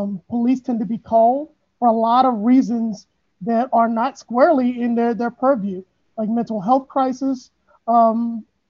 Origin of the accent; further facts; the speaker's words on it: St. Louis, Missouri, United States; born and raised in St. Louis